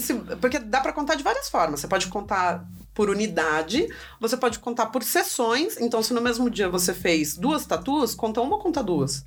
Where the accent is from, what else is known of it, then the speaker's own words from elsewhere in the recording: Jacareí, São Paulo, Brazil; moved away as an adult; now in São Paulo, Brazil; voltei para Jacareí, que é minha cidade natal.